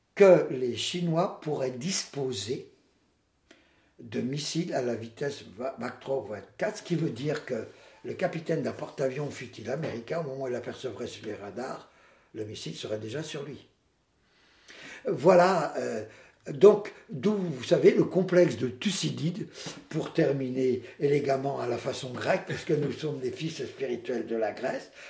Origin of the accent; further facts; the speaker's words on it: Poitiers, Nouvelle-Aquitaine, France; je viens de Poitiers